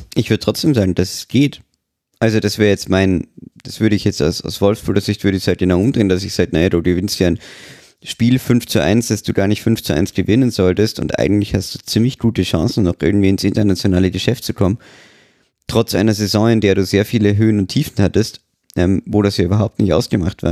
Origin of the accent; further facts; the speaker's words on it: Austria; als Österreicher